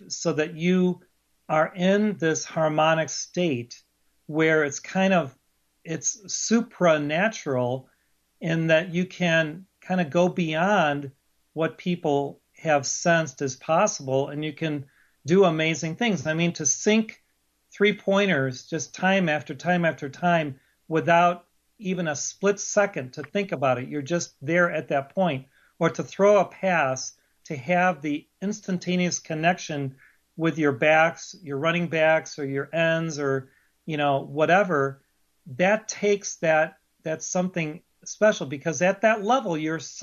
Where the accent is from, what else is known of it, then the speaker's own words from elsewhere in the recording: Chicago, Illinois, United States; I grew up in Chicago